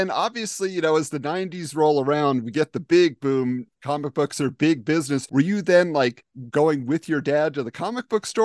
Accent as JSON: {"language": "English", "town": "Irvine", "region": "California", "country": "United States", "tie": "born or raised there", "said": "my hometown of Irvine, California"}